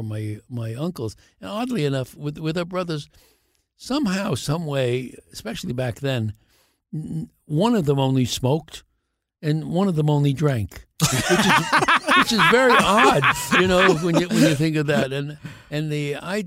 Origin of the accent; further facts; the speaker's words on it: New York City, New York, United States; I was Bensonhurst, Bay Ridge, Bensonhurst, and moved around a bit. We had, I moved three times before I was 10 years old, ending up on 18th Avenue